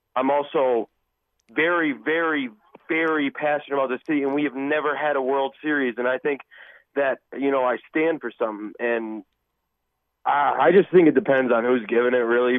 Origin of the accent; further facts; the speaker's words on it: Milwaukee, Wisconsin, United States; being from Milwaukee